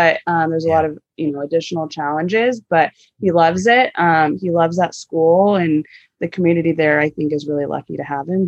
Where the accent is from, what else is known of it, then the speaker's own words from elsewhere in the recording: Arroyo Grande, California, United States; I'm from Arroyo Grande. So hopefully all of the Cal Poly students know where that is, just south of Pismo Beach. So very, very close to Cal Poly. Born and raised there.